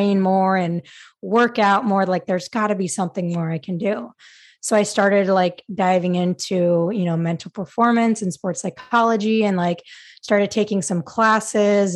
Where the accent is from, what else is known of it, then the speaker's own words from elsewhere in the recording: Utah, United States; moved away as an adult; also born or lived in Virginia; I wanted to stay close to home and I was from Utah